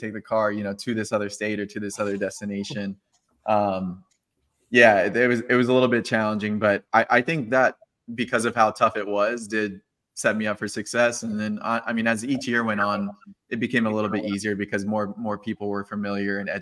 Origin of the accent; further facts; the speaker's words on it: Marietta, Georgia, United States; moved away as an adult; also born or lived in Atlanta, Georgia; now in Nashville, United States; I'm from Atlanta originally, Marietta, Georgia in particular. I live in Nashville right now